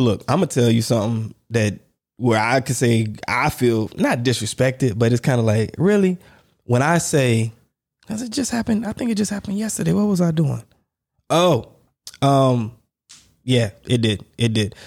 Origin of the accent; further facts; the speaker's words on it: United States; moved away; I'm American